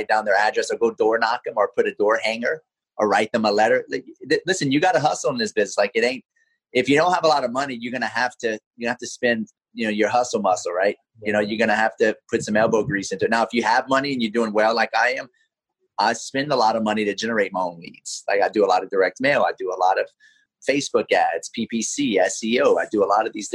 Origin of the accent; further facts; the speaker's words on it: Lafayette, Louisiana, United States; now in Pensacola, United States; I'm from Lafayette, Louisiana